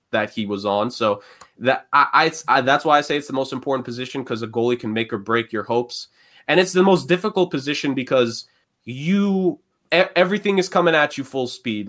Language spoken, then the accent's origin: English; New York City, New York, United States; growing up in New York City, in the public schools